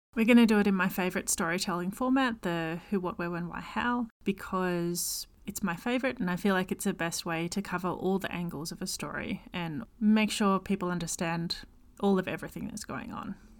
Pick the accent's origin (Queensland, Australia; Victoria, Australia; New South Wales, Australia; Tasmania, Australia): Victoria, Australia; accent: Australian; It's created in Victoria, Australia, hence my accent.